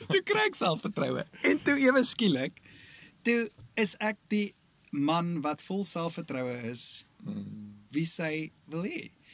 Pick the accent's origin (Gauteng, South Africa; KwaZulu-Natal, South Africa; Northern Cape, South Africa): KwaZulu-Natal, South Africa; ek kom van Natal af, Noord-Natal op 'n plaasdorpie groot geword.